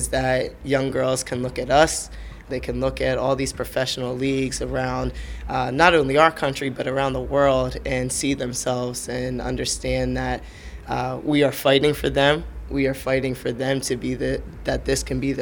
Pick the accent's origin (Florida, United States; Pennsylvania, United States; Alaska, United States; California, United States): Pennsylvania, United States; Broomall; I'm a big, goofy kid from Broomall, Pennsylvania